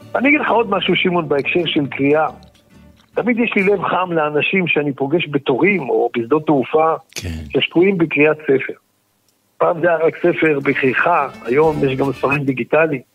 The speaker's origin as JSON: {"language": "Hebrew", "country": "Israel", "tie": "born or raised there", "said": "גרנו בכפר ערבי נטוש ליד תל אביב"}